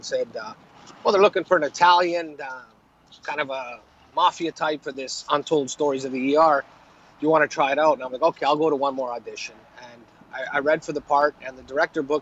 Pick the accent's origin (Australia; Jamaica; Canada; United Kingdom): Canada; Prince George, British Columbia; also born or lived in Italy; now in Vancouver, Canada; I grew up in Prince George